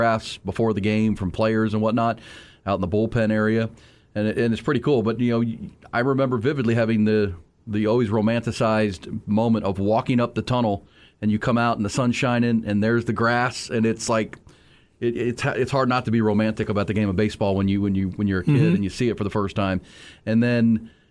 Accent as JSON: {"language": "English", "town": "Houston", "region": "Texas", "country": "United States", "tie": "born or raised there", "also_born_or_lived": "Northeast Ohio", "said": "I grew up in Northeast Ohio, first 8 years of my life. My dad was a big Cleveland Indians fan, right? And so when we moved to Houston"}